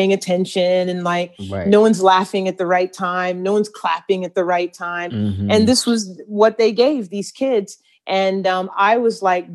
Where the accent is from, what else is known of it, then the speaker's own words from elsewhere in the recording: Atlanta, Georgia, United States; a little chocolate girl growing up in Atlanta before Atlanta was cool